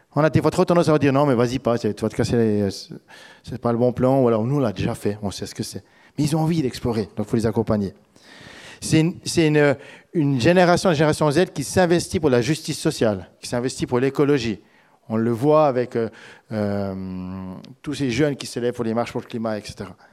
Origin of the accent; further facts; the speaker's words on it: Switzerland; now in France; en tant que Suisse